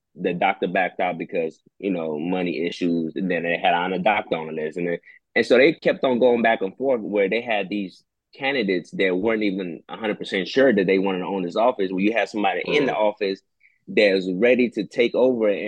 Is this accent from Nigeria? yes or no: yes; Nigeria; now in Houston, United States; coming from Nigeria, being born there, you coming to the States